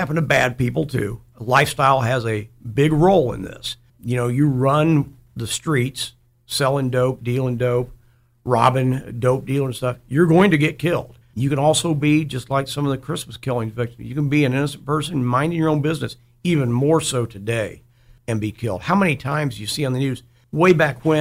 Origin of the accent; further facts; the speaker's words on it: Dayton, Ohio, United States; I grew up in East Dayton